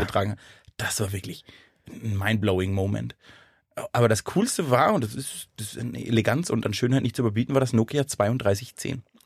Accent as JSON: {"language": "German", "region": "Southern Germany", "country": "Germany", "said": "ich komme aus Süddeutschland."}